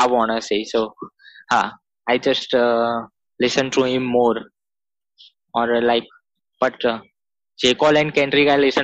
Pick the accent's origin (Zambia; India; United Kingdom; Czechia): India; I'm from India